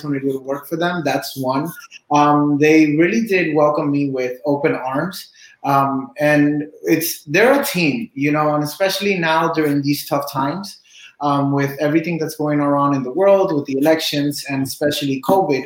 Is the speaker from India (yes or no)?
no; Cuba; now in Miami, United States; I'm originally from Cuba. I live in Miami